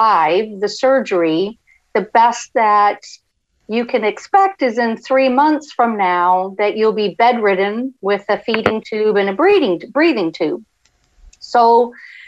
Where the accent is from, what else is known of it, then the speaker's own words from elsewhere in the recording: Canada; moved away as an adult; also born or lived in Florida; now in United States; I'm originally from Canada and then immigrated to the States back in 1989, and we came to Florida.